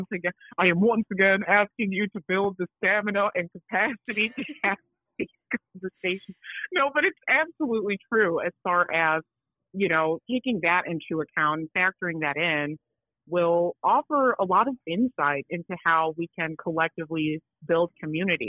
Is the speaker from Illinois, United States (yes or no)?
yes; Chicago, Illinois, United States; I was born in Chicago, but my parents are from Accra, Ghana